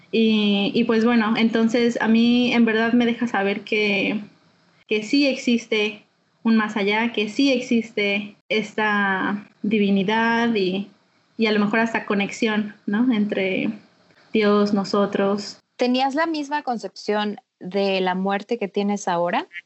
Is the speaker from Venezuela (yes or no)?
no; Mexico City, Mexico; also born or lived in Guadalajara; now in Hawaii, United States; Nací en Guadalajara y, viví en, en varios lugares de la República. Donde más pasé tiempo fue en la Ciudad de México. Entonces, soy de la Ciudad de México.